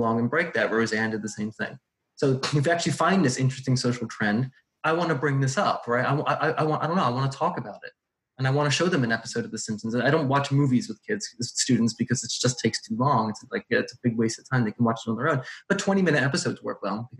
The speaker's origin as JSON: {"language": "English", "country": "United States", "said": "I'm from America"}